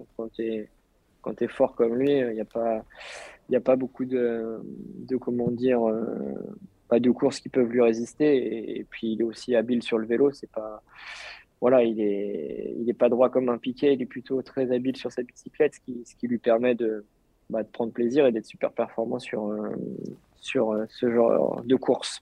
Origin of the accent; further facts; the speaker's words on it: France; je suis français